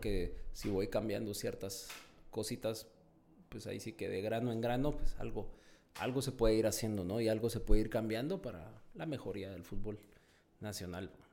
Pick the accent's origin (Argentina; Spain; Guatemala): Guatemala; also born or lived in Mexico; como guatemalteco